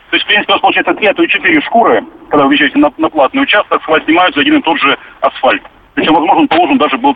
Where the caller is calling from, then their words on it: Rostov-on-Don, Rostov Oblast, Russia; Здравствуйте, Ростов.